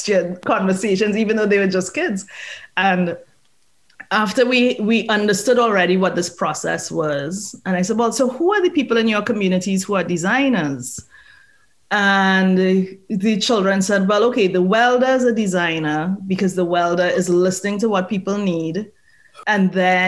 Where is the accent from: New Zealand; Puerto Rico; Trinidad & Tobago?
Trinidad & Tobago; moved away; I'm from Trinidad. So I'm Trinidadian.